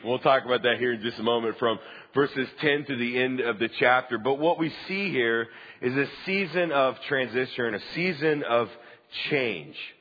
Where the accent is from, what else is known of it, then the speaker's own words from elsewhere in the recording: Huntsville, Alabama, United States; also born or lived in Dallas, Texas; I grew up in Huntsville